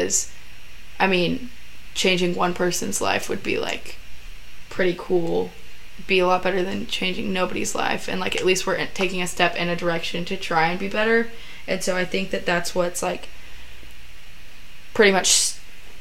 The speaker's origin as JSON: {"language": "English", "town": "Kennesaw", "region": "Georgia", "country": "United States", "said": "I'm from Atlanta, Georgia, Kennesaw, Georgia, basically"}